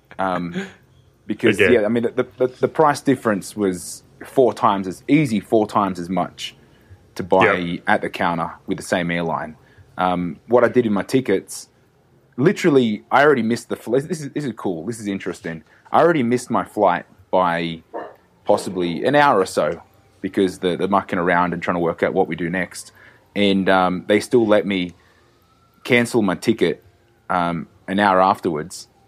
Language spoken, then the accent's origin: English; Australia; moved away as an adult; now in Mexico; I grew up in Australia.